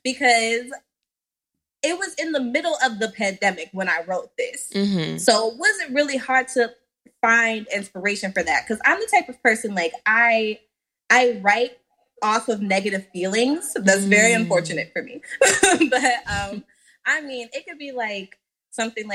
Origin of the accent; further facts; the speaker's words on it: Washington, District of Columbia, United States; I am currently residing in, and I am also from, born and bred from Washington, D.C.